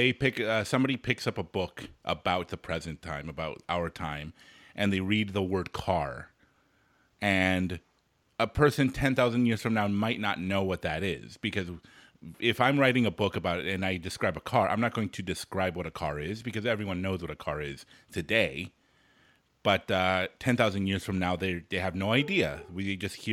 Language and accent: English; United States; as an American here